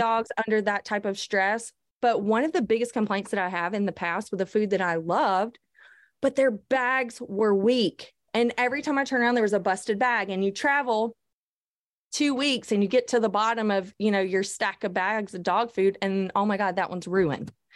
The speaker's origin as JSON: {"language": "English", "region": "the South", "country": "United States", "said": "I'm from the South"}